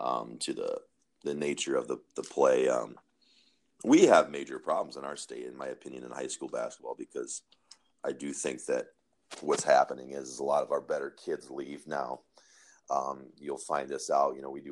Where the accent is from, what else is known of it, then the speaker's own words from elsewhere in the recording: Michigan, United States; I'm from Michigan